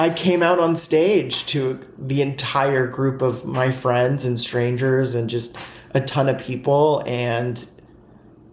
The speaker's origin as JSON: {"language": "English", "region": "the South", "country": "United States", "tie": "born or raised there", "said": "growing up in the South."}